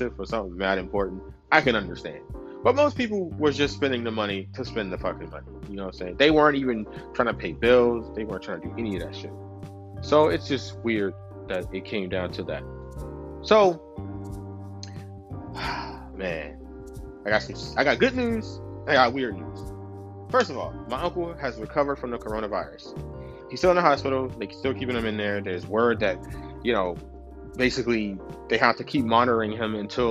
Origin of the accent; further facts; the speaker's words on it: New York, United States; New York, I'm from New York